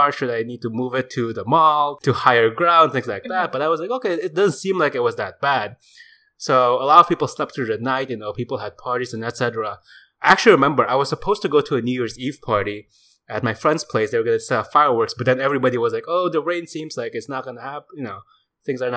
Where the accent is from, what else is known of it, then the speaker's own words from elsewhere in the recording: Jakarta, Indonesia; we grew up in Jakarta.